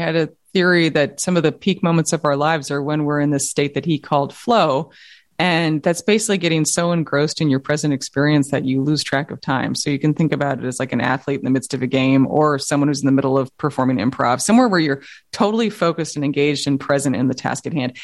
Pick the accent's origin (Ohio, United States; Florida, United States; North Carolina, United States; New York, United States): New York, United States; I grew up in Manhattan